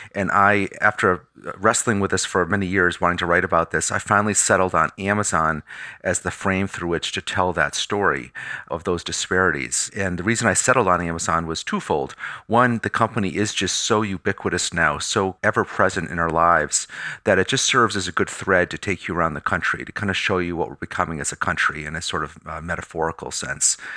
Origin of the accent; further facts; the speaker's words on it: Pittsfield, Massachusetts, United States; My hometown of Pittsfield, Mass